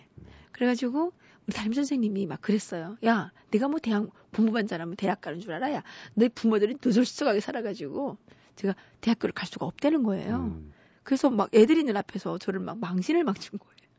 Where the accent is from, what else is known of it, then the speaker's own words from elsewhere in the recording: Pyongyang, North Korea; moved away as an adult; now in South Korea; 제가 탈북한 사람이니까